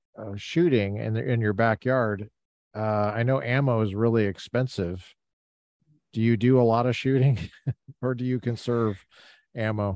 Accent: Colorado, United States; I grew up in Colorado

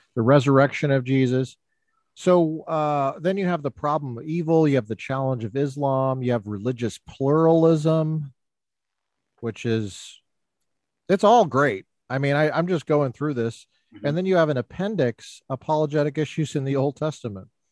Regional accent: Littleton, Colorado, United States; now in California, United States; I'm from Littleton.

